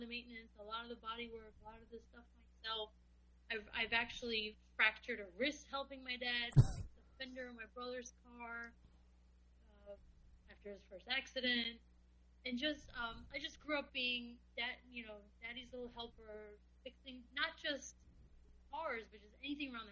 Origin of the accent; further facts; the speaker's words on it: New York City, New York, United States; moved away as an adult; also born or lived in McLean, Virginia; I was born and raised in Brooklyn